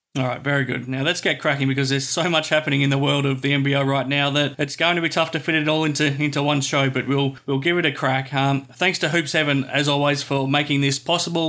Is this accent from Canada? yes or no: no; Australia; Growing up in Australia